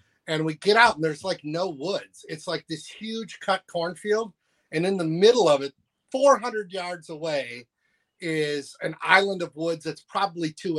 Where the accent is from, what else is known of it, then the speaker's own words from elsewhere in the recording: Poynette, Wisconsin, United States; also born or lived in Chicago, Illinois; I grew up on Poinette Lake, Wisconsin